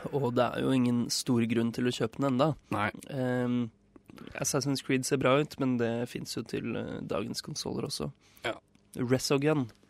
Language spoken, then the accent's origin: Norwegian; Nesodden, Akershus, Norway; moved away; also born or lived in northern Norway; hjemme på Nesodden